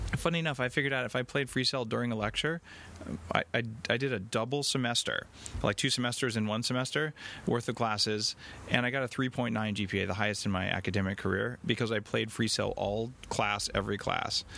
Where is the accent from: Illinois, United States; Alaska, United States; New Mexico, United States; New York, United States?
New Mexico, United States; Albuquerque; now in Canada; I grew up in Albuquerque, New Mexico